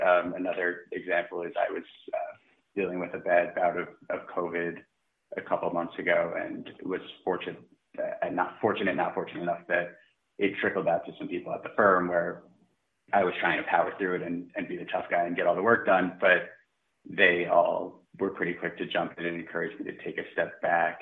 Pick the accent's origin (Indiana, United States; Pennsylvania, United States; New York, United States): New York, United States; Long Island; now in Hoboken, United States; I am a proud Long Islander